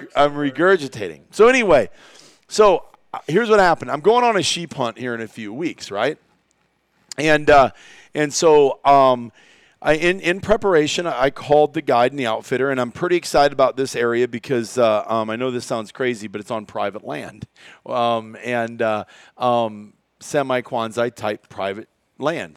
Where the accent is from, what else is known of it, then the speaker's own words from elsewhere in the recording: Iowa, United States; growing up in Iowa